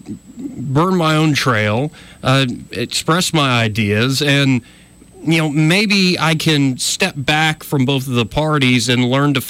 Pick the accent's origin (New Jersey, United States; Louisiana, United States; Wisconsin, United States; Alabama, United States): Alabama, United States; We're both from Alabama. We both kind of grew up in a conservative culture